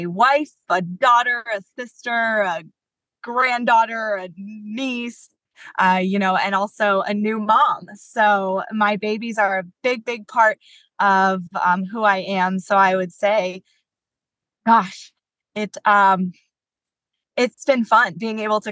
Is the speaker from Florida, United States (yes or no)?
yes; West Palm Beach, Florida, United States; now in Jacksonville, United States; growing up in the West Palm Beach area is where I'm from